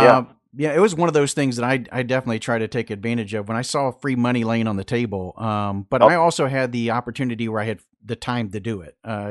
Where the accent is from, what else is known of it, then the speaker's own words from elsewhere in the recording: Florida Panhandle, United States; moved away; Yeah, I'm originally from the Panhandle.